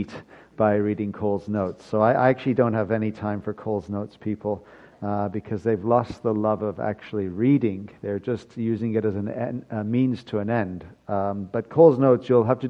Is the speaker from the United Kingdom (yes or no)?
yes; United Kingdom; being British